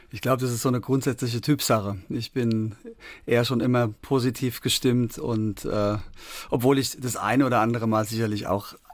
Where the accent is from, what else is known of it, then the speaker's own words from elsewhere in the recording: Darmstadt, Hesse, Germany; da, wo ich herkomme, aus Darmstadt in Hessen, mhm. das war eine Hochburg und da wurde unter anderem auch … produziert.